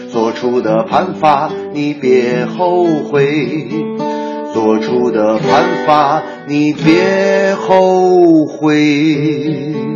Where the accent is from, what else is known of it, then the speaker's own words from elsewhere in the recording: China; 我们中国人